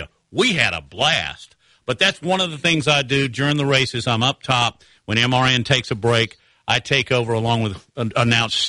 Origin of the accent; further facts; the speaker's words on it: Fayetteville, Arkansas, United States; now in Alabama, United States; I was born in Fayetteville, Arkansas. My dad taught there.